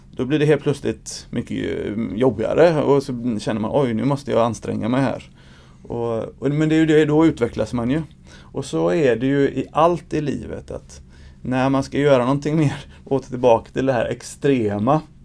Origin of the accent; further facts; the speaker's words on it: Gothenburg, Västra Götaland, Sweden; jag är uppvuxen i Angered